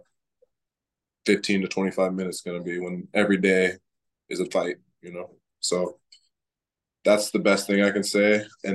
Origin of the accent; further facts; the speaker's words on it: Iowa, United States; moved away as an adult; now in Florida, United States; I was born in Iowa, raised in Iowa. I moved to Florida 3 years ago, but my whole life I was in Iowa